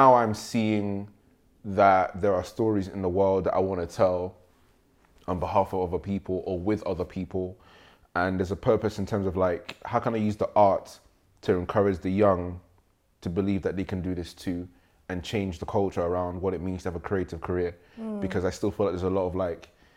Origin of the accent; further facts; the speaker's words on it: Nigeria; now in United Kingdom; I grew up in Nigeria